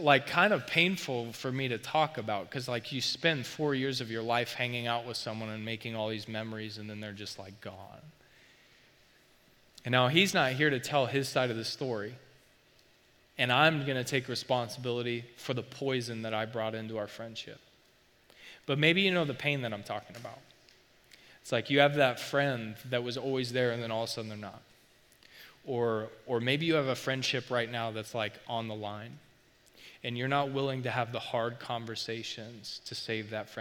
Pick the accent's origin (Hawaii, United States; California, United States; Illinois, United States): Illinois, United States; St. Libory; I grew up in St. Laborie